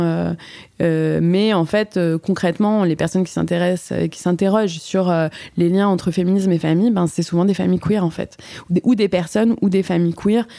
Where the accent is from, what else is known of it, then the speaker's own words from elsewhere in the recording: Paris, Île-de-France, France; On avait fait un spectacle au théâtre Mouffetard, parce que donc, je suis parisienne